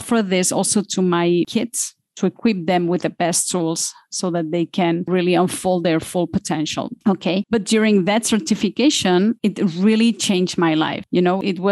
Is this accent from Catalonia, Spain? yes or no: yes; Barcelona, Catalonia, Spain; moved away as an adult; now in Switzerland; I am from Barcelona